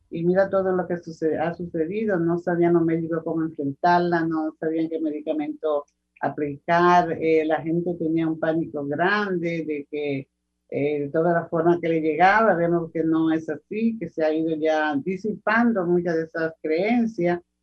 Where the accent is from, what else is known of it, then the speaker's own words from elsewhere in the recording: Dominican Republic; somos dominicanos